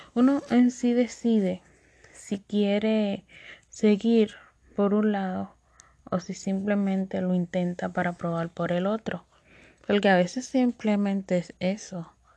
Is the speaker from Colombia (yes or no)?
no; Dominican Republic; accent: Dominican; mi acento dominicano. Sí, de pura cepa.